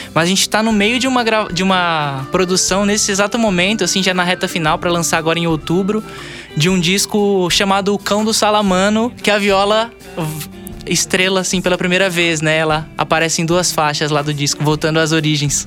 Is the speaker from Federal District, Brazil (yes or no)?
no; Lins, São Paulo, Brazil; nós dois somos de Lins, né? É, eu moro na, na zona rural, eu, eu sou a, a face a face caipira da banda, né? É, mas daqui de Lins mesmo